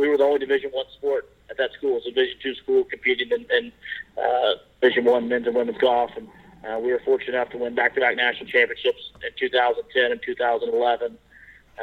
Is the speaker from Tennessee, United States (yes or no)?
yes; Memphis, Tennessee, United States; moved away as an adult; also born or lived in Dallas; I grew up in Memphis, Tennessee